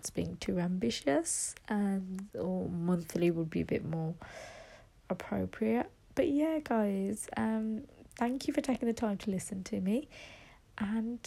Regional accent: West Midlands, United Kingdom; I'm from the West Midlands

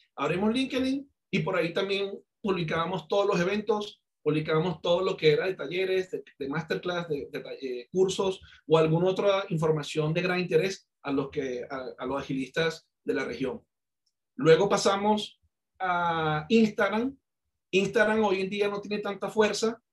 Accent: Venezuela; accent: Venezuelan; moved away as an adult; also born or lived in Cali, Colombia; now in Colombia; Yo, yo nací en Colombia, yo soy caleño, soy colombiano. Yo de muy pequeño me fui para Venezuela, viví treinta y seis años en Venezuela. Por eso de, mucha gente me, me compara con el acento y con mi, mi forma de ser como venezolano

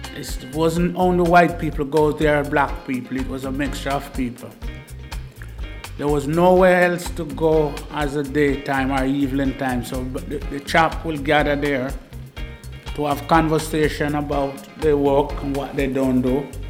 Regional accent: Jamaica; now in Bristol, United Kingdom; I myself was a cricketer from back home

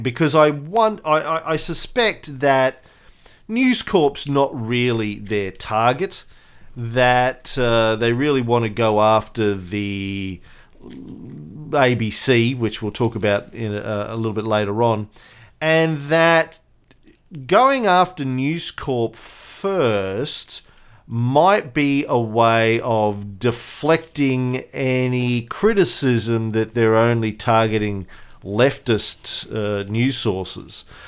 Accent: Brisbane, Queensland, Australia; here in my hometown of Brisbane

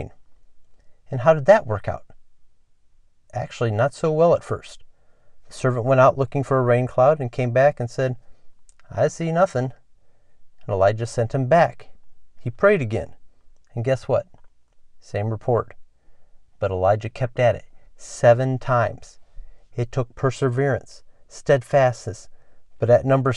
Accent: Elkhart, Indiana, United States; from Elkhart, Indiana

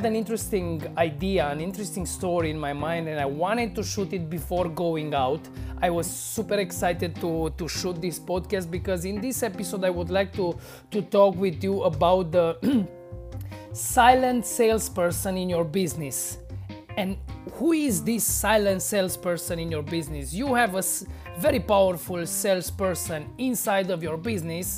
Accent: Romania; I was newly hired to a bar here in my hometown

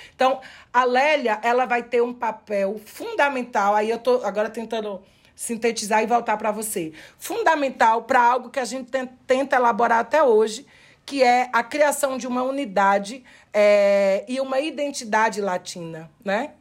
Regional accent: Brazil; nós que somos do Brasil

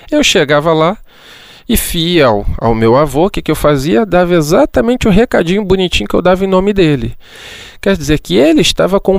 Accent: Angra dos Reis, Rio de Janeiro, Brazil; Eu me recordo que quando eu era pequeno, lá na, na Ilha Grande, em Angra dos Reis, né, na Ilha Grande não tinha ainda é, luz, não tinha nada disso

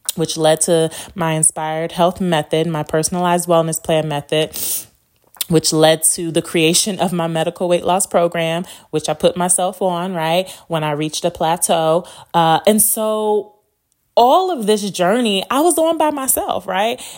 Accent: Las Vegas, Nevada, United States; also born or lived in Chicago, Illinois; My family moved to Las Vegas when I was eight. And so, um, I've been here since

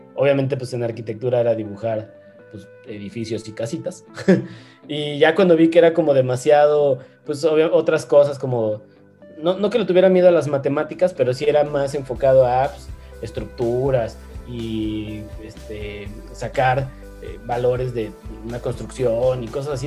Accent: León, Guanajuato, Mexico; also born or lived in Mexico City; realmente crecí acá en León, yo vivo ahora en León, en Guanajuato. Eh, nací en la Ciudad de México

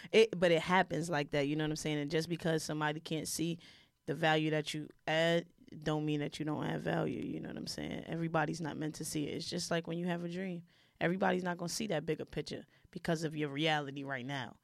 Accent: New York City, New York, United States; I'm from Brooklyn

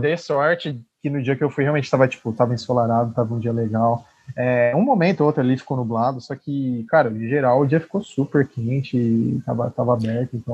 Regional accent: São Paulo, Brazil; a gente que era de São Paulo

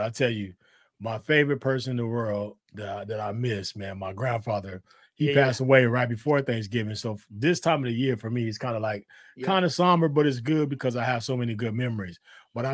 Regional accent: Colorado, United States; when I was young, you know, I grew up in Colorado, man.

